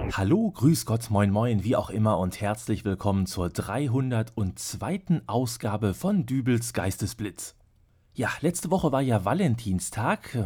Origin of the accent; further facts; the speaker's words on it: Hamm, North Rhine-Westphalia, Germany; meiner Heimatstadt Hamm